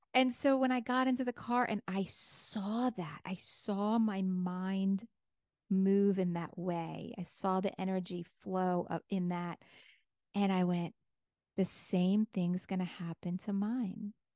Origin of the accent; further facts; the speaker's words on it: New York, United States; I'm a New Yorker.